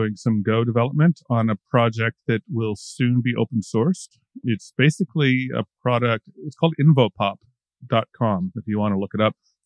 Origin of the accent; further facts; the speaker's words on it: United States; moved away as an adult; also born or lived in Kansas / Oklahoma / Mexico; now in Amsterdam, Netherlands; I'm from the United States. I grew up in Kansas and Oklahoma